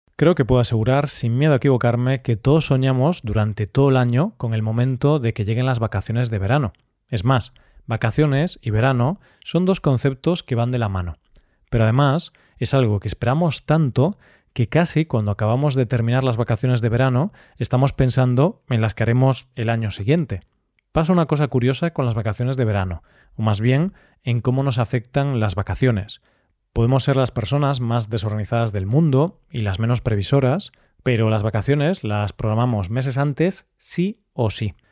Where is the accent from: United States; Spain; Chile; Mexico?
Spain; Galicia; al norte, a mi tierra, Galicia.